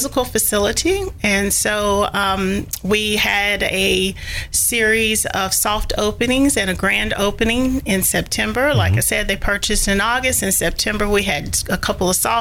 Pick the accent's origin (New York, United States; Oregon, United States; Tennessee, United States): Tennessee, United States; Sumner County; also born or lived in Hendersonville, Tennessee; now in Nashville, United States; I am actually from Sumner County.